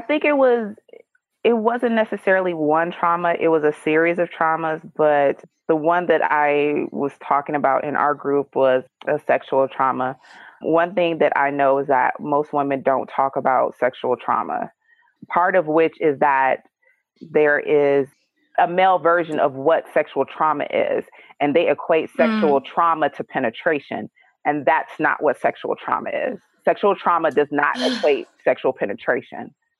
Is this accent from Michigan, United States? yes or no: yes; Detroit, Michigan, United States; I grew up in Detroit, Michigan.